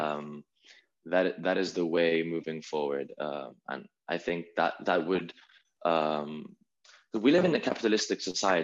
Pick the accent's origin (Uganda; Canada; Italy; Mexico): Italy; we come from Italy